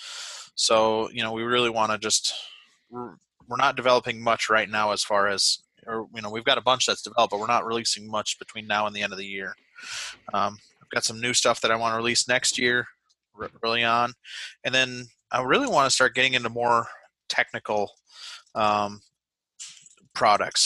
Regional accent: Wisconsin, United States; moved away as an adult; now in New Hampshire, United States; growing up in Wisconsin

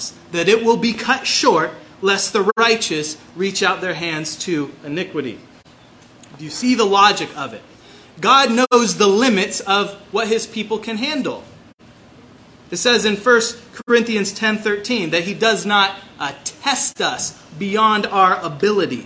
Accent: Kitsap Peninsula, Washington, United States; also born or lived in Seattle; I was born in Seattle, raised in Kitsap Peninsula

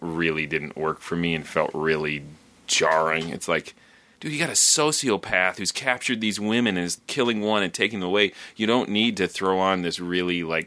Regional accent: Minnesota, United States; I'm Minnesotan

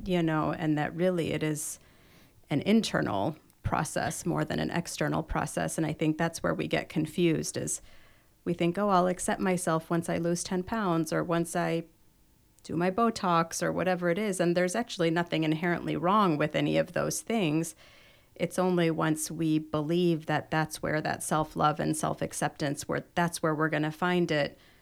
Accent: Chicago, Illinois, United States; now in Orange County, United States; I grew up in Chicago

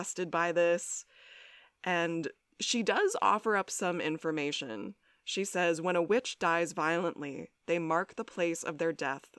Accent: New England, United States; my hometown in New England

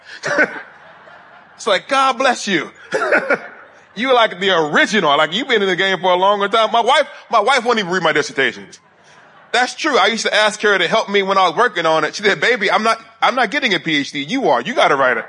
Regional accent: Huntsville, Alabama, United States; moved away

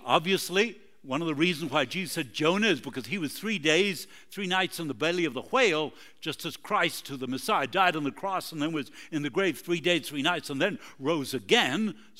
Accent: Argentina; also born or lived in Uruguay; That's where I'm from. I was born in Uruguay, grew up in Argentina.

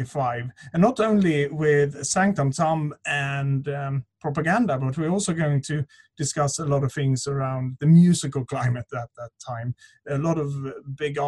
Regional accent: Sweden; English is a second language; moved away; I was growing up in Sweden

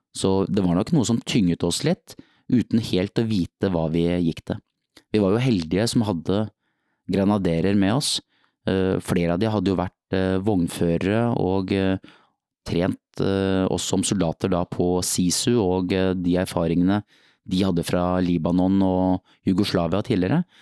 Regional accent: Nøtterøy, Vestfold, Norway; i annen Nøtterøy speidergruppen på Nøtterøy der jeg vokste opp

